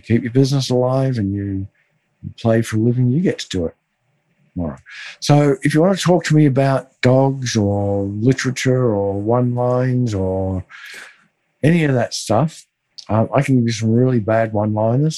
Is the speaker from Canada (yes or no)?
no; Melbourne, Victoria, Australia; I grew up in Melbourne